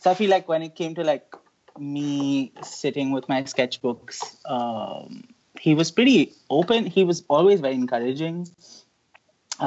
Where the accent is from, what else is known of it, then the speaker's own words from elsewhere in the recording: Delhi, India; moved away as an adult; also born or lived in Lucknow; now in Baltimore, United States; So I was born in Lucknow, where my nani lives. I grew up in Delhi.